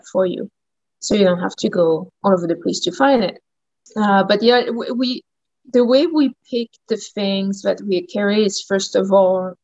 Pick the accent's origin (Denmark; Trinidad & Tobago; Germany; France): France; Champagne, Grand Est; accent: French; English is a second language; moved away as an adult; also born or lived in New Orleans, United States; now in Port Moody, Canada; From France, from the Champagne area. So it's like northeast of France.